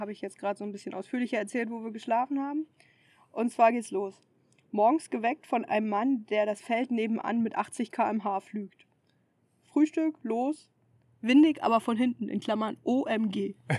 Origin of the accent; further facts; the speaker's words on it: Germany; von vielen als Deutsche erkannt